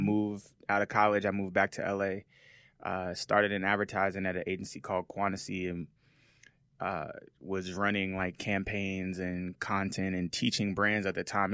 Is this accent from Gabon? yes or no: no; Las Vegas, Nevada, United States; moved away as an adult; also born or lived in Seattle, Washington / Los Angeles; I was born in Seattle, Washington, uh, raised in Las Vegas, Nevada.